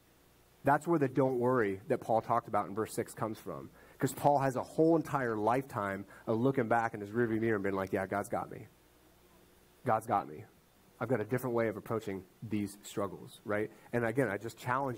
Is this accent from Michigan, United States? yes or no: no; Ohio, United States; I grew up in Ohio with him